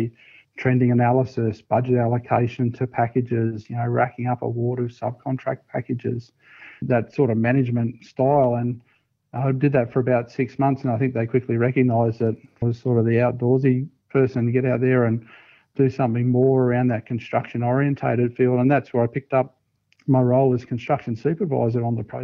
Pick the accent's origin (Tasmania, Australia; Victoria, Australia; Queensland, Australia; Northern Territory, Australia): Queensland, Australia; Brisbane; moved away as an adult; also born or lived in New South Wales; move back to Brisbane and come back home again